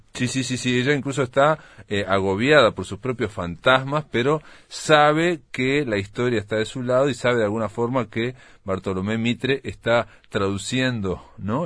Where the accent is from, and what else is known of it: Uruguay